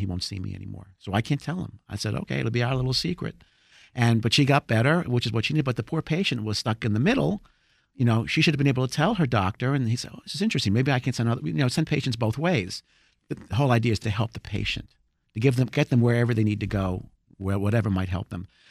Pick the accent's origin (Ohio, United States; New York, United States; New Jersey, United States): New Jersey, United States; now in Rockville, United States; I'm originally from New Jersey